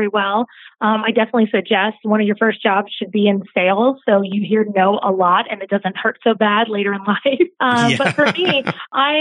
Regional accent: Atlanta, Georgia, United States; I grew up in Atlanta, Georgia

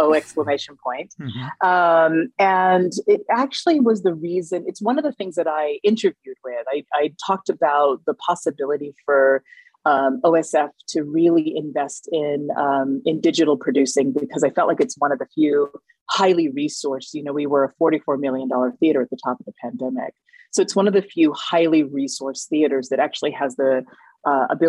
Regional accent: the Bay Area, California, United States; now in Ashland, United States; I grew up in the Bay Area, which is just, you know, a few hours down the road.

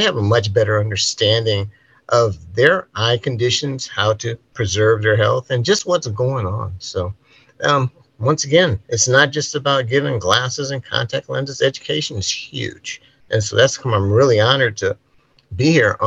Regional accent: Los Angeles, California, United States; moved away as an adult; also born or lived in Davis, California / Philadelphia, Pennsylvania / Atlanta, Georgia; now in Pismo Beach, United States; born and raised in Los Angeles, California

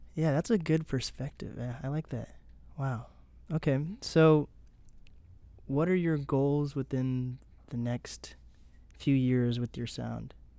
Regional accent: Seattle, Washington, United States; I am from Seattle.

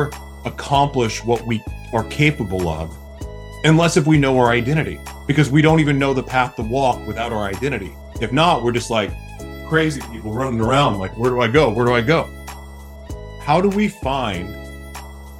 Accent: United States; growing up in America

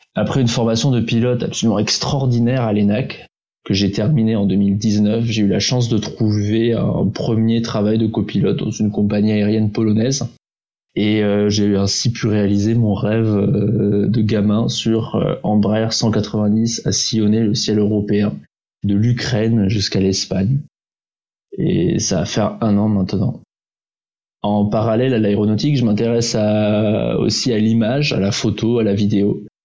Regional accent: Prague, Czechia; moved away as an adult; also born or lived in Toulouse; je suis franco-tchèque. Je viens de Prague où j'ai grandi.

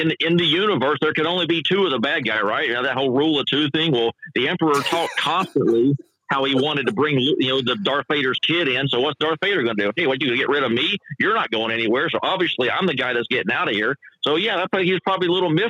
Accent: Kannapolis, North Carolina, United States; I grew up in North Carolina, right there in Kannapolis

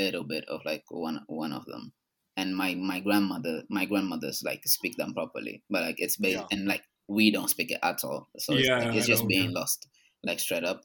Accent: Angola; moved away as an adult; also born or lived in United Kingdom; now in Portugal; born and raised in Angola

